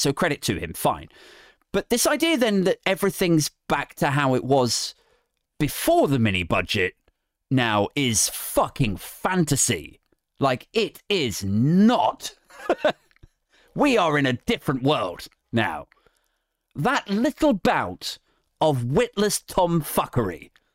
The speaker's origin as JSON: {"language": "English", "area": "Berkshire", "region": "South East England", "country": "United Kingdom", "moved": "yes", "said": "I'm from Berkshire originally"}